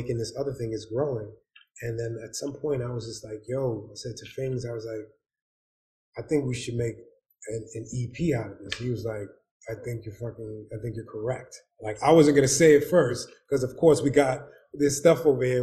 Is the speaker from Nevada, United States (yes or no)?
no; New York City, New York, United States; also born or lived in Winston-Salem, North Carolina / Bronx; I'm from Harlem, 80s and 90s.